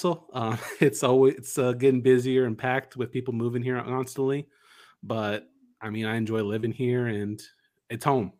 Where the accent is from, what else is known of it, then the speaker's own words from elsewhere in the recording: Dallas, Texas, United States; I'm coming from Dallas, Texas.